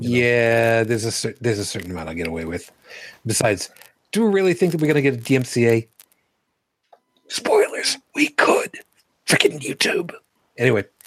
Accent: New York City, New York, United States; moved away; also born or lived in Trenton, New Jersey; I was born in Brooklyn

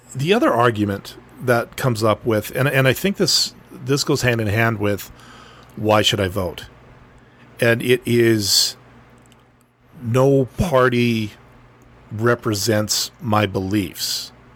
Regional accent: northern Manitoba, Canada; dude from, you know, butt crack northern Manitoba, enough talking about my hometown

